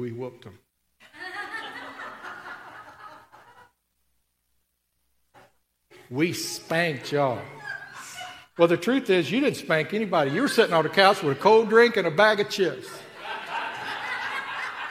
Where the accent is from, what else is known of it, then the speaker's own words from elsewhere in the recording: Tennessee, United States; I grew up in Tennessee